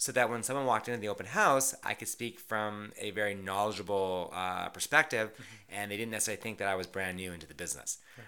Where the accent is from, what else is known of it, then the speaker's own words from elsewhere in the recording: Vancouver, British Columbia, Canada; now in Toronto, Canada; as you know, I came from Vancouver and I was an agent out west for almost 9 years before moving to Toronto about 13 years ago.